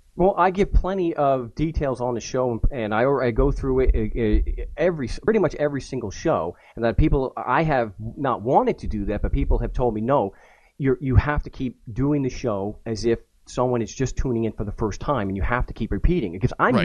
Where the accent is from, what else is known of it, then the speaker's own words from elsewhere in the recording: Long Island, New York, United States; I'm a schmuck from Long Island